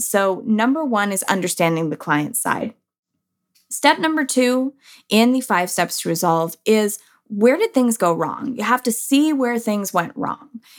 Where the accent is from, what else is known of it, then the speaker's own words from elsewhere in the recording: San Diego, California, United States; now in Texas, United States; I'm a Cali girl. Like, I am from San Diego